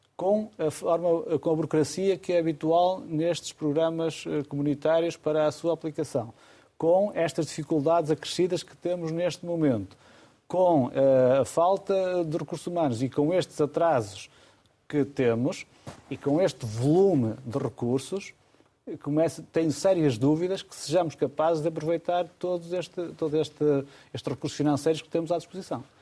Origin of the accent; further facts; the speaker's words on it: Amarante, Norte, Portugal; Amarante é a minha terra